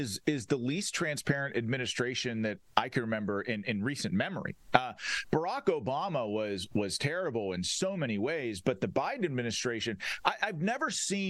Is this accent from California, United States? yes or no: no; Pennsylvania, United States; my home state of the Commonwealth of Pennsylvania.